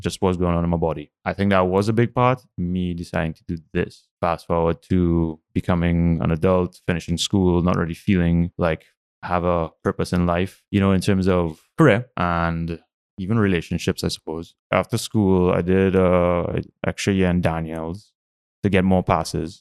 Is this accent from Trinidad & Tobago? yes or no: yes; San Fernando, Trinidad & Tobago; I grew up in San Fernando during the oil boom of the eighties